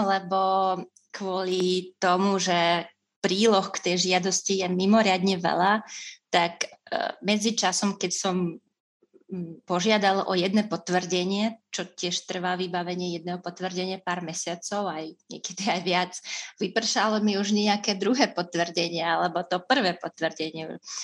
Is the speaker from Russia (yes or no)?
yes; Russia; Slovak is a second language; moved away as an adult; now in Slovakia; som z Ruska